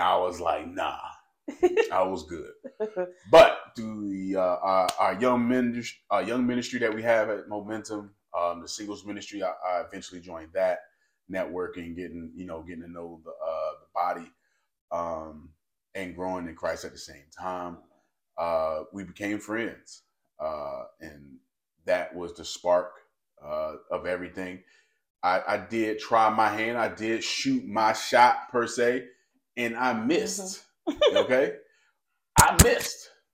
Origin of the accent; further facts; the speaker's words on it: North Carolina, United States; now in Memphis, United States; I'm originally from North Carolina